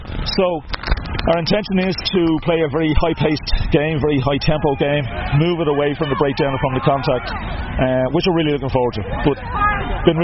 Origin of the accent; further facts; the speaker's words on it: Ireland; Being Irish